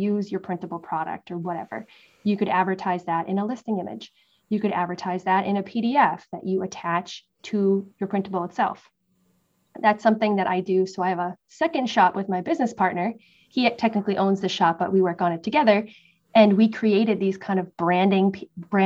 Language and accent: English; Massachusetts, United States; moved away as an adult; also born or lived in West Coast, United States; now in East Coast, United States; growing up in Massachusetts